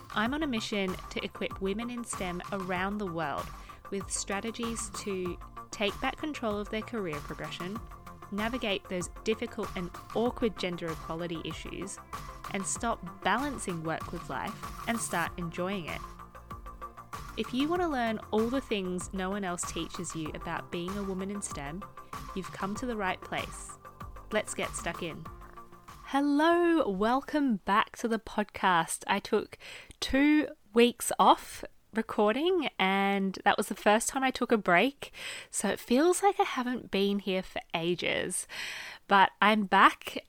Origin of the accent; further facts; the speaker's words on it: Australia; moved away as an adult; now in United Kingdom; am an Australian living in the U K